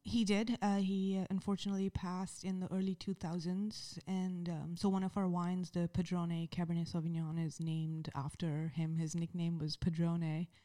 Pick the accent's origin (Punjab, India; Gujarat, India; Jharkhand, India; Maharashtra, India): Maharashtra, India; Mumbai; moved away; I'm a kid from Mumbai